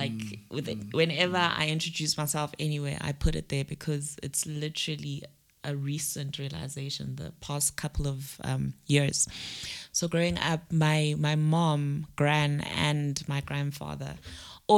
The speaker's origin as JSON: {"language": "English", "town": "Hammersdale", "region": "KwaZulu-Natal", "country": "South Africa", "tie": "born or raised there", "also_born_or_lived": "Pietermaritzburg", "said": "Home is, I grew up in Hammersdale"}